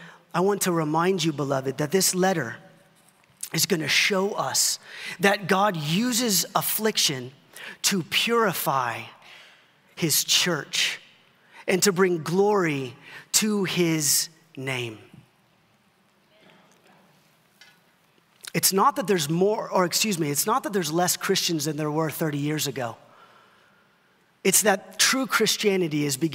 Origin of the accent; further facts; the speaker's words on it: Dallas-Fort Worth area, Texas, United States; a pastor growing up in the Dallas-Fort Worth area